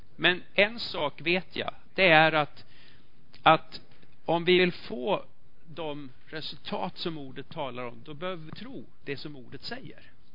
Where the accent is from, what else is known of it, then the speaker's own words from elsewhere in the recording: Sweden; vi är svenskar